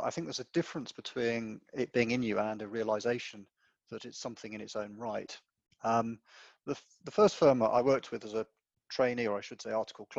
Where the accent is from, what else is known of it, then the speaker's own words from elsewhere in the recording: West Cornwall, South West England, United Kingdom; moved away; I grew up in West Cornwall in a small family business running a hotel